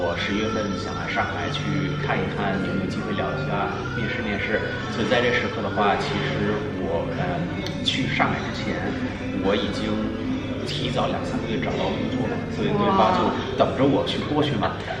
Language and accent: Chinese; New Zealand; first language English; Chinese is a second language; moved away as an adult; also born or lived in China; 因为毕竟在这边待了呃已经有二十五年了，我很小就过来了。嗯。小学、中学、高中、大学都在这边上的